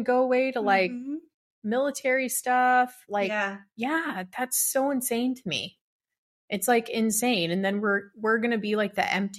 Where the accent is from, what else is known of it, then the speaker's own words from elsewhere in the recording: Arizona, United States; Yeah, I was born and raised here in Arizona.